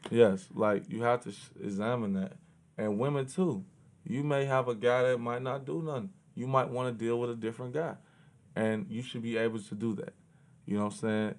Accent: Chicago, Illinois, United States; I grew up in Chicago.

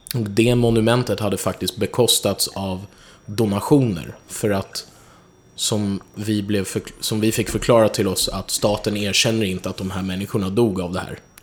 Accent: Stockholm, Stockholm County, Sweden; mitt kvarter där jag växte upp, Hornstull

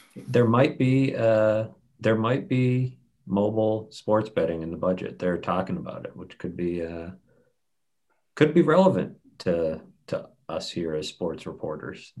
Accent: near Southern New Hampshire University, United States; moved away as an adult; also born or lived in Missouri; it's not far from where I grew up. It's like right down the road

